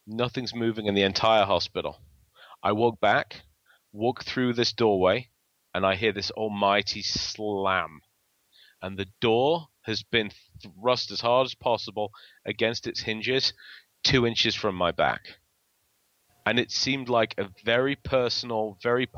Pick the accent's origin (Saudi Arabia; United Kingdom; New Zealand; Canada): United Kingdom; England; accent: English; my English accent